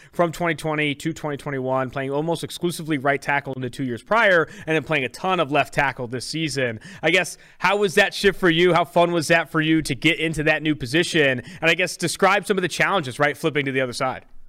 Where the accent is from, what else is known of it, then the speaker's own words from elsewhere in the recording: Oakland, California, United States; also born or lived in San Diego; I'm from California. I'm from Oakland, California. Went to school at San Diego State